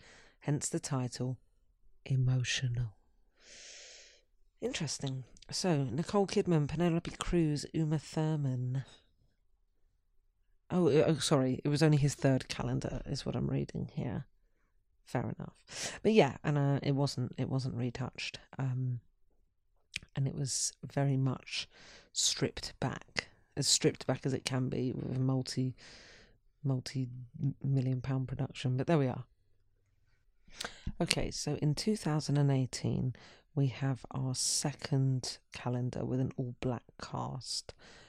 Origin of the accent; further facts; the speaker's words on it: London, United Kingdom; Growing up in London, I often lived in a fantasy world of fairy tales and detective novels.